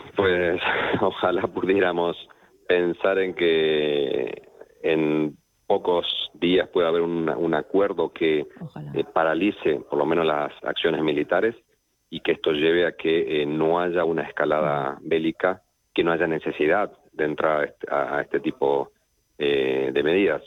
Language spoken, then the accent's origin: Spanish; Argentina; yo soy argentino y en Argentina se nota